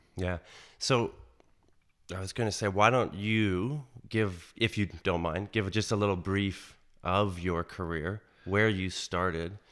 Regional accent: Canada; anyone growing up in Canada when I grew up, you know, the, the nineties, knows Jay Ingram

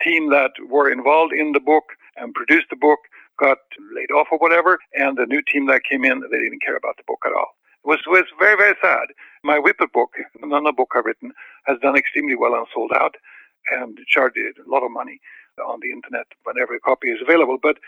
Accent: Sweden; English is a second language; moved away as an adult; now in California, United States; I was born in Sweden. I was brought up there, and I was involved in dogs for 20 years there. And I moved to this country in California in 1980

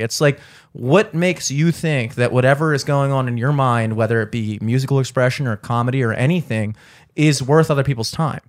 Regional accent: Towson, Maryland, United States; the way I was raised and a lot of my friends, you know, growing up in Towson

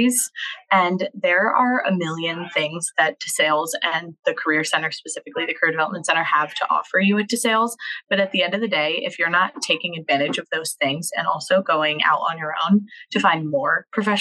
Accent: Lehigh Valley, Pennsylvania, United States; I am from the Lehigh Valley and I wanted to be more in like a hometown school.

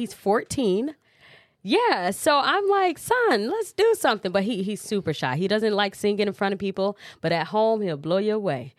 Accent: Cedar Rapids, Iowa, United States; also born or lived in Chicago; I am a Cedar Rapidian, so I'm from Cedar Rapids. I was born in Chicago, moved here when I was five

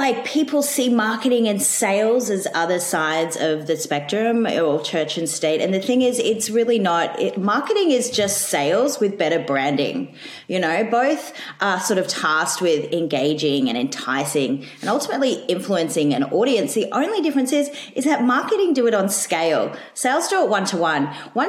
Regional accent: Australia

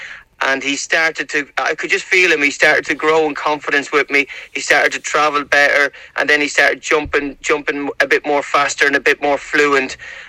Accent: Ireland; obviously I know I'm from Ireland, but I'm very, very much feel at home going over there

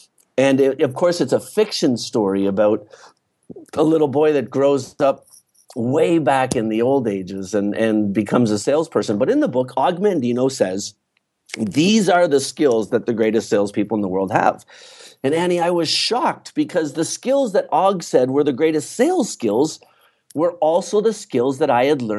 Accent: East Coast, Canada; I grew up in Canada, in the East Coast of Canada.

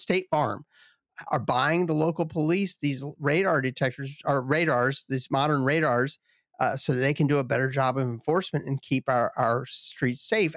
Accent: Southeast, United States; moved away as an adult; also born or lived in western Michigan; I grew up in the Southeast

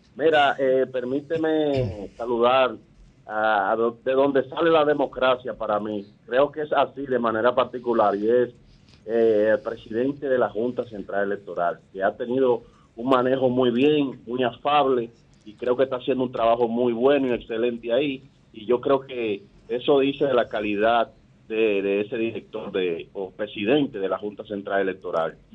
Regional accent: Santiago de los Caballeros, Santiago, Dominican Republic; moved away as an adult; now in Columbus, United States; yo me hice ciudadano norteamericano, te hablado de los Estados Unidos, específicamente Cortes allá de, Columbus, Ohio. Y yo soy comerciante de Santiago

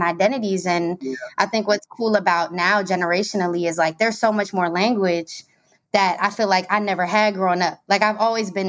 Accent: Maryland, United States; moved away as an adult; now in Brooklyn, United States; I'm originally from Maryland, DMV stand up all day

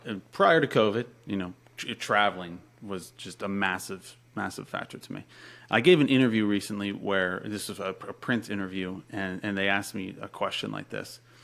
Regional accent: Pennsylvania, United States; moved away as an adult; also born or lived in Florida; I'm from Pennsylvania. Uh, moved to Florida when I was 19

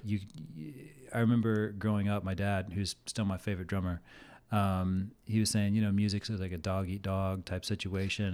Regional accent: Olathe, Kansas, United States; moved away as an adult; now in Arizona, United States; I grew up in Olathe, Kansas, which is a suburb of Kansas City.

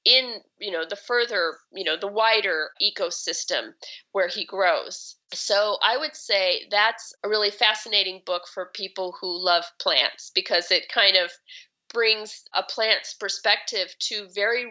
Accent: Chicago, Illinois, United States; now in Seattle, United States; I didn't grow up having a garden, and I grew up in Chicago and, in the city

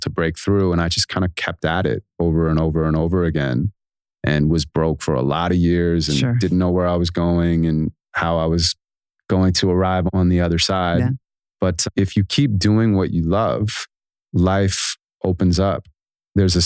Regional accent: Santa Monica, California, United States; I was born in Santa Monica, California, and my mom's a school teacher

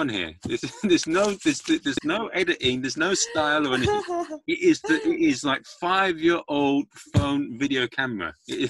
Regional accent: England, United Kingdom; as an Englishman

